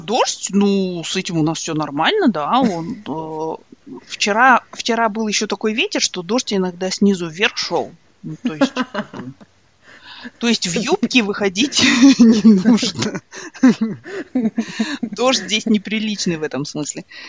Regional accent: Ridder, East Kazakhstan Region, Kazakhstan; also born or lived in Australia; now in Ireland; я же выросла в Ридере

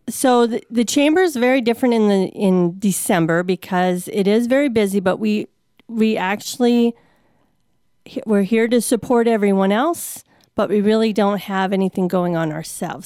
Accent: Saint Paul, Minnesota, United States; moved away; I come from Saint Paul, Minnesota

